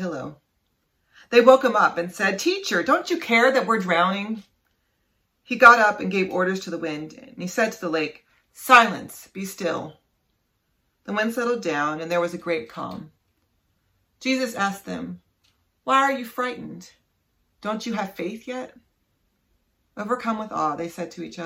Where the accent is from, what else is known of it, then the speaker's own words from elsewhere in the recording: West Virginia, United States; moved away; I grew up in West Virginia, and we don't have tornadoes in West Virginia